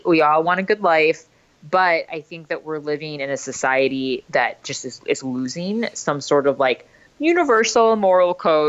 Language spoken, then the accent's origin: English; India; I know I'm Indian. And so we're sort of like the original culture, right?